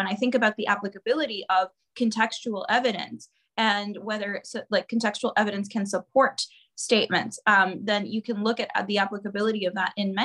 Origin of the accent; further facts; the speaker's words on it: Honduras; my home country, Honduras, where I was living and I was born and raised